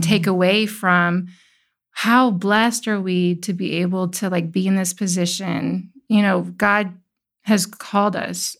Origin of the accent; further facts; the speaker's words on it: Midwest, United States; also born or lived in California; now in Tennessee, United States; I grew up in the Midwest, and I, you know, played outside until the streetlights came on